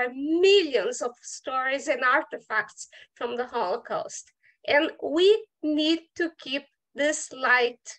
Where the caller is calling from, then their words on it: Curitiba, Paraná, Brazil; I'm zooming from Brazil, from South Brazil, from a city called Curitiba.